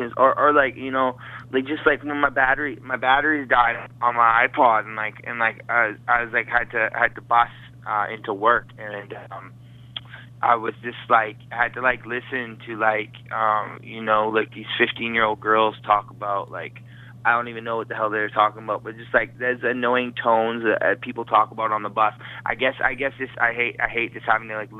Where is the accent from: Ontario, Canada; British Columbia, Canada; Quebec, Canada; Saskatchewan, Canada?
British Columbia, Canada; Vancouver; I'm from Vancouver, Canada, and I'm a man about town